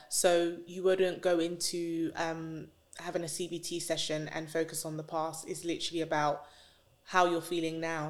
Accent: London, United Kingdom; I grew up in North London

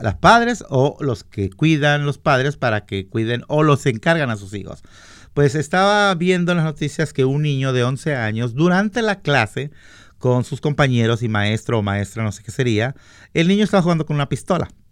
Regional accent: Mexico; now in Washington, United States; yo soy mexicano

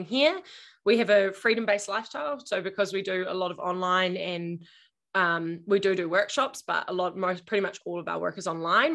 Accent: Invercargill, Southland, New Zealand; moved away; also born or lived in Auckland; I grew up in Invercargill, the bottom of New Zealand

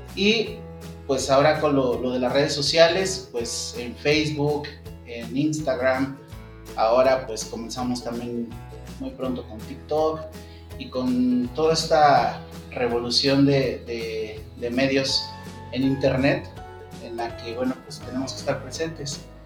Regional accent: Mexico City, Mexico; also born or lived in Cancún; yo soy de la Ciudad de México, entonces pues surgió nuevamente la, la, inquietud de volver a, a mi ciudad

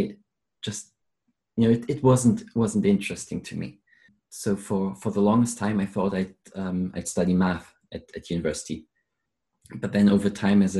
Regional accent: Germany; moved away as an adult; now in London, United Kingdom; I'm originally from Germany

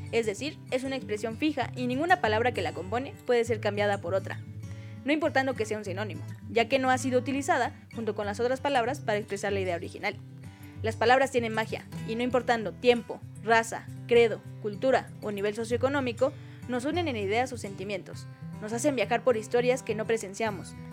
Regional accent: United States; Es que yo vengo de Gringolandia.

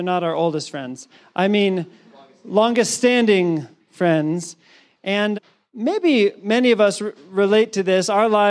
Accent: Maryland, United States; one of my home church that I grew up in Maryland.

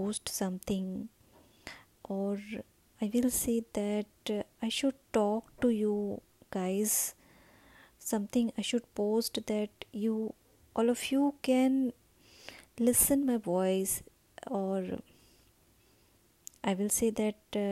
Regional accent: India; I'm from India

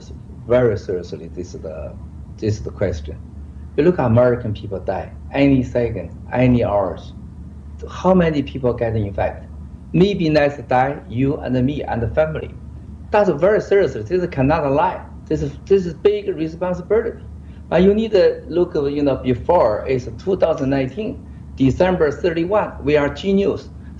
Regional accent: Wuhan, Hubei, China; English is a second language; Because me, I talk early, loud for Chinese. We are from Wuhan, Hubei.

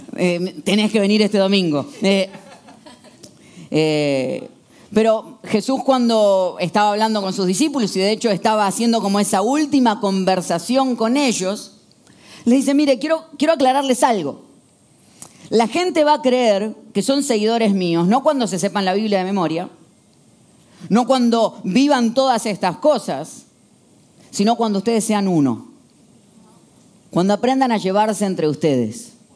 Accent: Argentina; El 80% somos argentinos

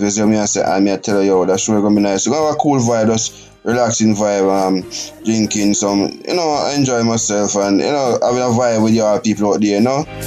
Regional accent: Jamaica; my home country, Jamaica

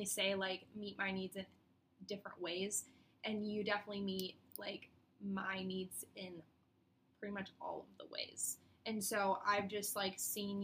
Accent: Iowa, United States; I'm from Iowa

